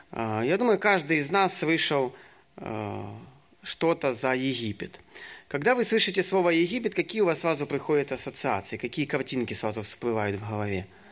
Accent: Ukraine; moved away as an adult; also born or lived in Syria / Egypt; сам я с Украины

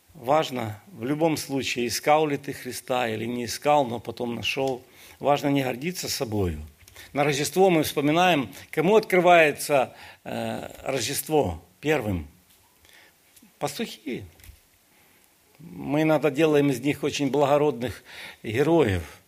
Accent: Ukraine; Я сам украинец

